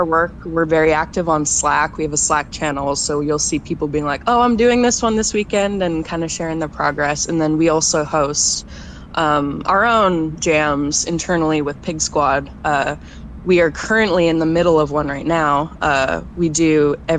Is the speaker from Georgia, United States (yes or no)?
no; Portland, Oregon, United States; I grew up in Portland